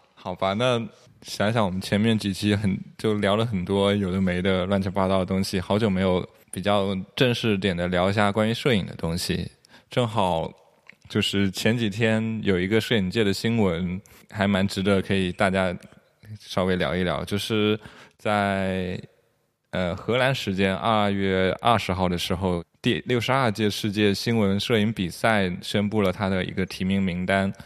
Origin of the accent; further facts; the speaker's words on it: Jiangxi, China; 身为一个江西人